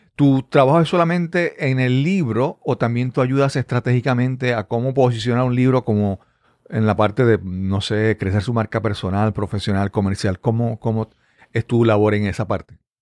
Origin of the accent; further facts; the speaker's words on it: Puerto Rico; accent: Puerto Rican; habla como boricua, habla como, puertorriqueño